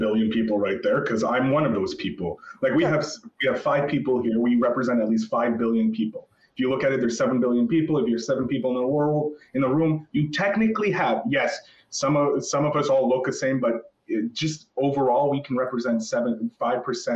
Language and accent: English; Canada; As a Canadian